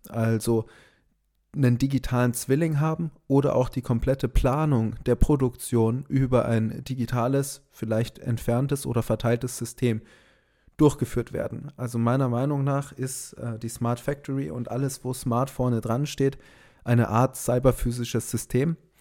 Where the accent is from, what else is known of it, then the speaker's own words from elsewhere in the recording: Augsburg, Bavaria, Germany; Wir kommen aus Augsburg, da gibt es KUKA